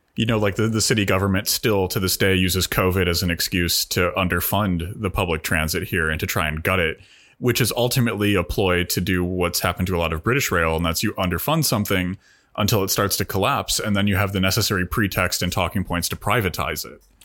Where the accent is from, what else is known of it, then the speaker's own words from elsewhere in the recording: United States; as an American